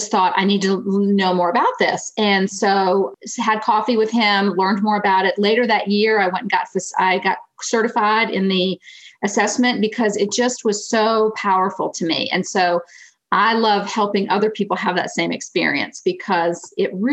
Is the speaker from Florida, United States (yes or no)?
yes; Florida, United States; moved away as an adult; also born or lived in Greensboro, North Carolina; now in Pennsylvania, United States; I grew up in Florida, so this is my first foray into the Northeast.